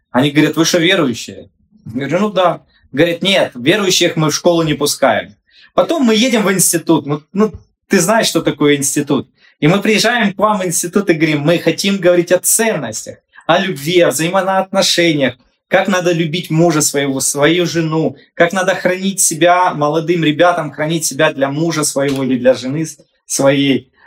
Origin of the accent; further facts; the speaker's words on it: Sloviansk, Donetsk Oblast, Ukraine; я со Славянска, и мы другие